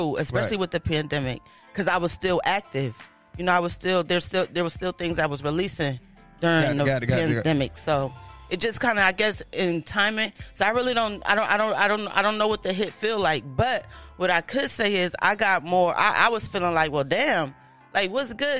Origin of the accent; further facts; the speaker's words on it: New Haven, Connecticut, United States; moved away; also born or lived in Los Angeles, California; I'm originally from New Haven, Connecticut